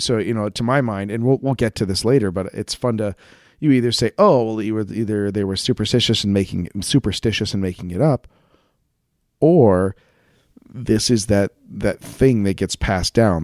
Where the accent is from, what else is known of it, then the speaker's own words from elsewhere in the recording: United States; we're American